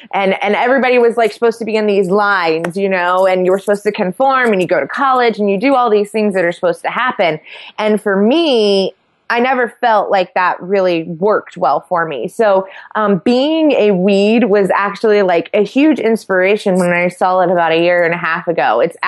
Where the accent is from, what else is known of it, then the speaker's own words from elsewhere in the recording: Sidney, Ohio, United States; Well, I am from a very small town in Ohio. I'm from Sydney, and when I tell people I'm from Sydney, most people are like, oh, Australia, and I'm like, no, Sydney, Ohio.